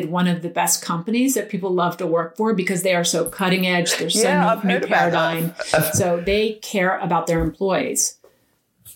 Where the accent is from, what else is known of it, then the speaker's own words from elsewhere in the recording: Eastern Shore of Maryland, United States; They still live in the house that I grew up in on the Eastern Shore of Maryland